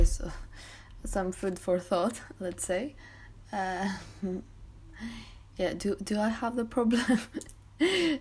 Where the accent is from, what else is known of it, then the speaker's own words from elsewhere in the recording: Greece; now in Bath, United Kingdom; being born and raised in Greece